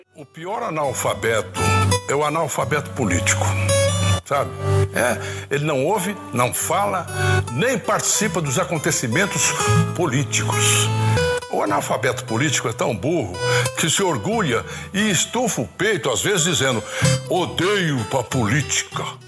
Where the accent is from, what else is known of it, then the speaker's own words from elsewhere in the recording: São Paulo, Brazil; eu sou nascida paulista, paulistana